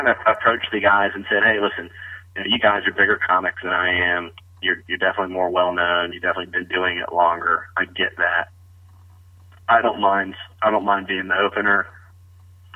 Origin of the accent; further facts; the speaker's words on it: the South, United States; accent: Southern; I'm a Southerner, got a little bit of a Southern accent